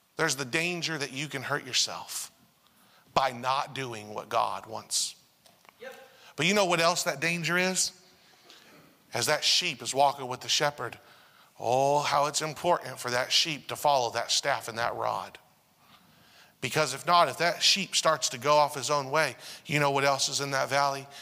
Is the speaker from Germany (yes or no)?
no; United States; also born or lived in Asia; as an American English speaker